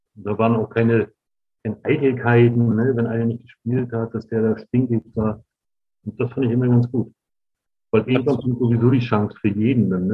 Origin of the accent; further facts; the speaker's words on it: Rostock, Mecklenburg-Vorpommern, Germany; dahin, wo ich groß geworden bin